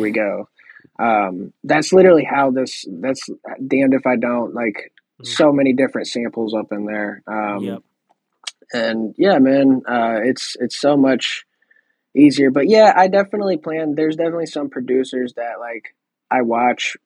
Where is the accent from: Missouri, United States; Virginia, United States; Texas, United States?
Missouri, United States; I'm from Missouri